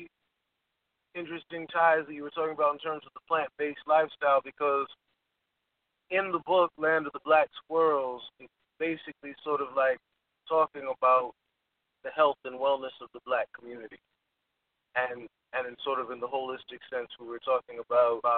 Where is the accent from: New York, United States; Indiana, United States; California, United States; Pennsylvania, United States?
New York, United States; as a New Yorker, we're jazz players